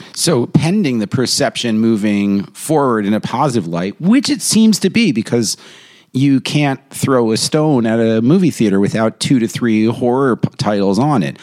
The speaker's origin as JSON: {"language": "English", "region": "New York", "country": "United States", "said": "I'm from New York. We're in a bubble too."}